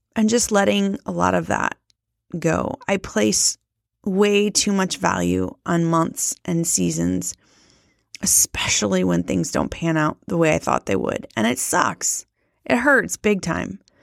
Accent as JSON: {"language": "English", "region": "Midwest", "country": "United States", "tie": "born or raised there", "said": "I was raised in the Midwest"}